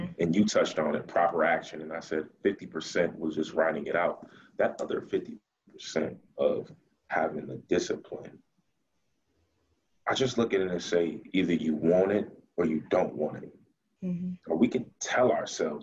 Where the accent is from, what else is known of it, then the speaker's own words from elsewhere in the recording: Buffalo, New York, United States; I'm from Buffalo, New York. That's Western New York, which is only about an hour from Rochester